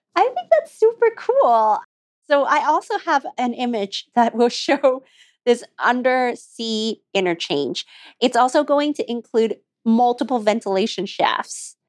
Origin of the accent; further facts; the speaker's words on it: Alberta, Canada; we grew up in Alberta